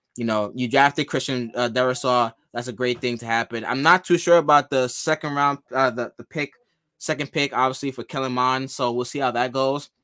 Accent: New Jersey, United States; also born or lived in Ghana; I'm from Ghana and I'm also from New Jersey

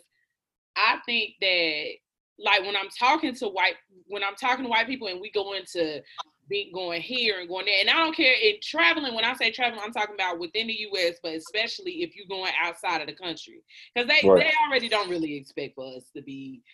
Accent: United States; as an American

